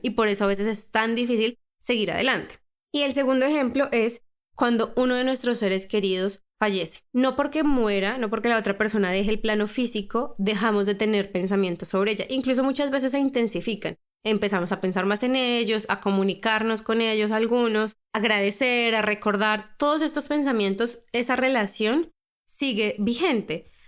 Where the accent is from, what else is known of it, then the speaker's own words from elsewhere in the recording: Colombia; Yo por lo menos crecí en Colombia, una cultura muy, muy, muy religiosa